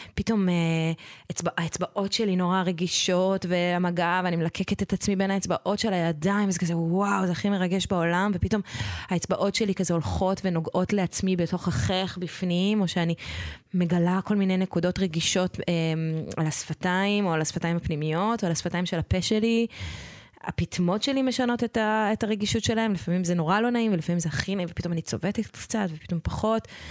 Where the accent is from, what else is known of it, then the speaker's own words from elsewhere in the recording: Israel; אני גדלתי בקיבוץ